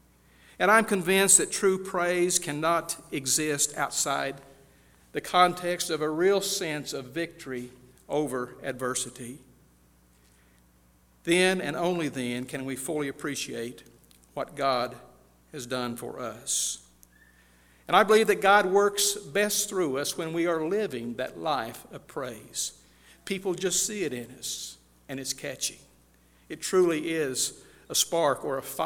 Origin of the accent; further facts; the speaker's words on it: California, United States; I grew up in California in a little town of about 10,000